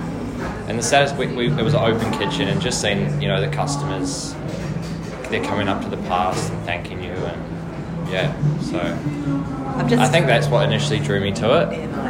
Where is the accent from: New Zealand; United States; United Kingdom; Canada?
New Zealand; Nelson; born or raised there; moved away; also born or lived in Christchurch, New Zealand